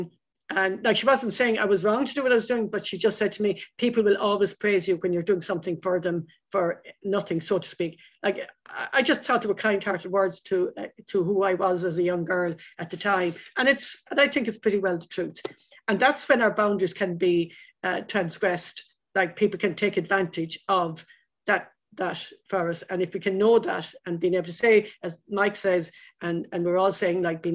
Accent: Lismore, Munster, Ireland; I grew up in Lismore in County Waterford

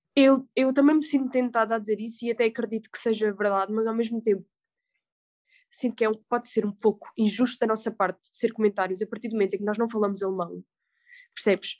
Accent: Algarve, Portugal; moved away as an adult; also born or lived in Salzburg, Austria; sou do Algarve

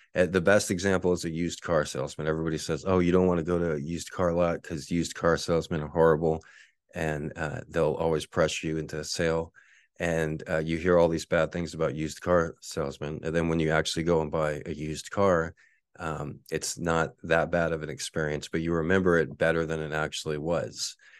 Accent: Texas, United States; moved away as an adult; also born or lived in Austin, Texas; now in Honolulu, United States; Where I was born and raised in Texas

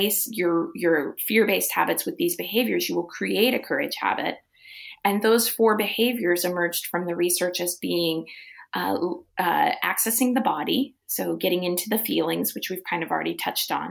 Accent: Midwest, United States; now in California, United States; I grew up in the Midwest, came to California

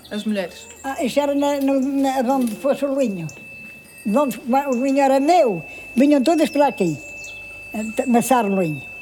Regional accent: Relva, Portugal; moved away as an adult; antes é de vir para aqui, lá, lá a minha mocidade, era, lá da minha terra, da Reva

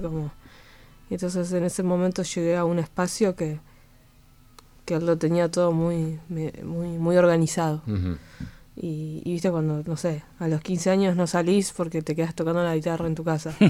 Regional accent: Buenos Aires, Argentina; Yo nací al, eh, enfrente de la estación. y, mi colegio eh, es enfrente, o sea, hice toda la primaria en un colegio del otro lado de la estación

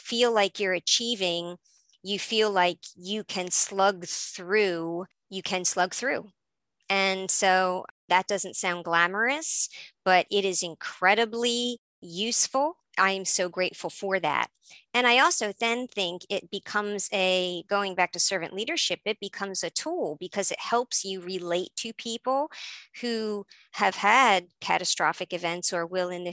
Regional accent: Philadelphia, Pennsylvania, United States; moved away; I'm originally from Philadelphia

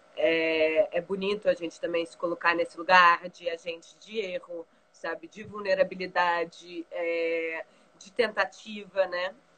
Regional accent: Brazil; also born or lived in London; Eu, enquanto brasileira, estudando história

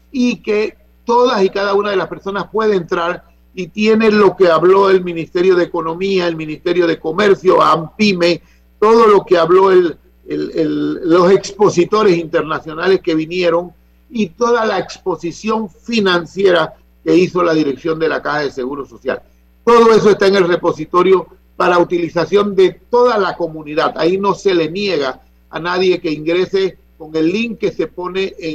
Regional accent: San Francisco, Veraguas, Panama; Sus ancestros son de San Francisco de Veragua y yo soy de San Francisco de Veragua.

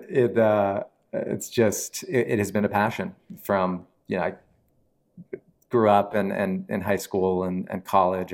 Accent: Mount Holly Springs, Pennsylvania, United States; also born or lived in Wilkes-Barre/Scranton, Pennsylvania / Nashville, Tennessee; family moved to South Central P A, um, like Carlisle, sort of near Harrisburg. I grew up in a little town called Mount Holly Springs

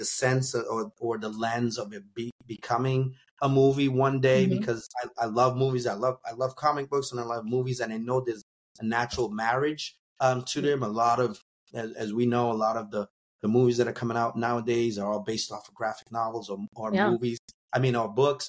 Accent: New Bedford, Massachusetts, United States; my hometown of New Bedford, Mass.

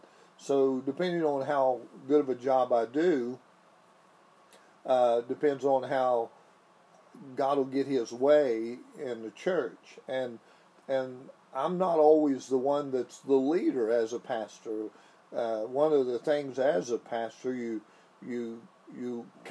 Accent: Fudge Creek, West Virginia, United States; I was raised on Fudge Creek

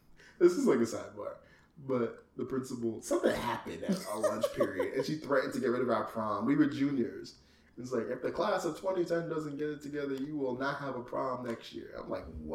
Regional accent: United Kingdom; I'm British

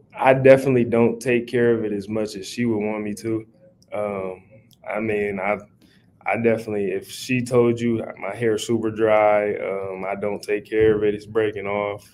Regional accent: Omaha, Nebraska, United States; Omaha Talk in my hometown

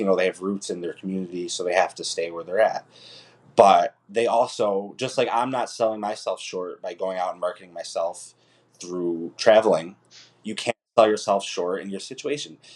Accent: Utica, New York, United States; also born or lived in Ithaca, New York; I was born and raised in Utica, New York

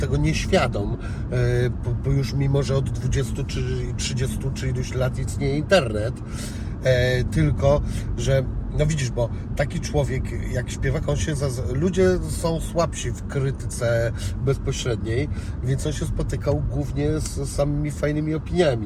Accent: Szczecin, West Pomeranian Voivodeship, Poland; tu jest z mojego miasta, bo jestem ze Szczecina

